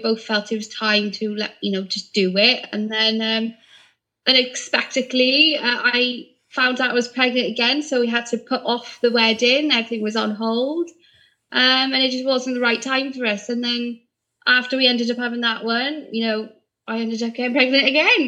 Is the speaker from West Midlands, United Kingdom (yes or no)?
no; Barry, Wales, United Kingdom; I'm from Barry, so I live local to the store